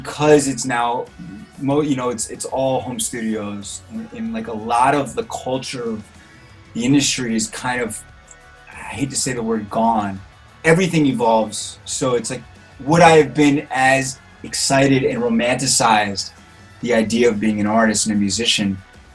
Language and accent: English; Cleveland, Ohio, United States; moved away; I'm from Cleveland, Ohio. Born and raised, city of rock and roll.